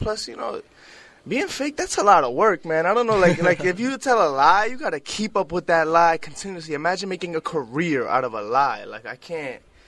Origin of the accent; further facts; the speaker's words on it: New York City, New York, United States; Brooklyn's very own